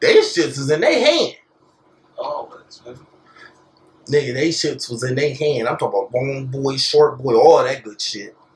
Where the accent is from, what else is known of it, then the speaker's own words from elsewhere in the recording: Dexter, Michigan, United States; I'm from Dexter